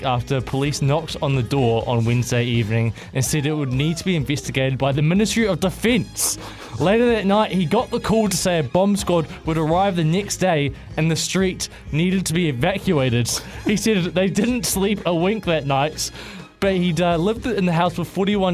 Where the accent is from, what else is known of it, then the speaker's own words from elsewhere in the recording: New Zealand; I'm Kiwi